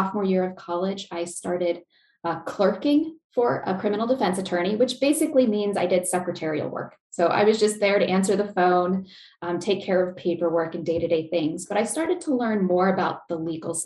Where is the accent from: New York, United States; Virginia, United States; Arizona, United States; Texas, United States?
Arizona, United States; Chandler; moved away as an adult; now in Lincoln, Nebraska, United States; I'm actually originally from the Phoenix, Arizona area, if anyone's familiar, Chandler, which is a suburb. So I was born, raised there